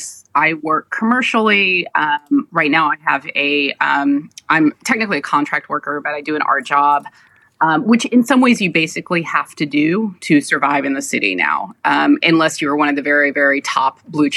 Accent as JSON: {"language": "English", "town": "Atlanta", "region": "Georgia", "country": "United States", "tie": "born or raised there", "also_born_or_lived": "New York", "moved": "as an adult", "lives_now": "Hoboken, United States", "said": "I actually grew up in Atlanta, Georgia."}